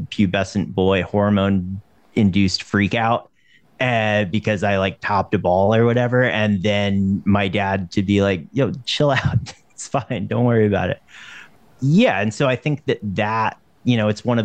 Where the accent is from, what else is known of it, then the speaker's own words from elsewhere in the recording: Western North Carolina, United States; moved away as an adult; also born or lived in Los Angeles; I grew up in Western North Carolina